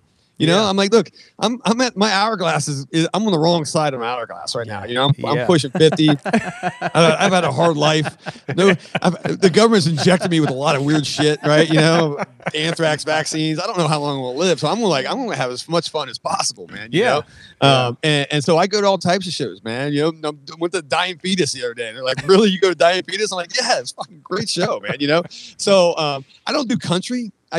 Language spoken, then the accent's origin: English; San Francisco, California, United States; I'm like, dude, I grew up in San Francisco.